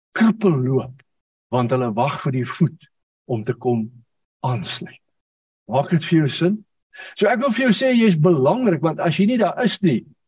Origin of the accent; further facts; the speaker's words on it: South Africa; ons het groot geword in die AGS kerk waarvan baie van julle sal weet en op 'n stadium in 'n klein dorpie met die naam van Ryten.